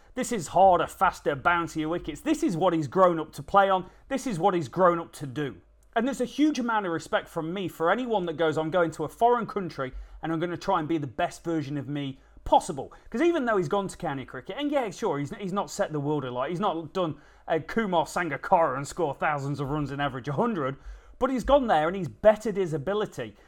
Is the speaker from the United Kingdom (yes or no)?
yes; England, United Kingdom; we're typical English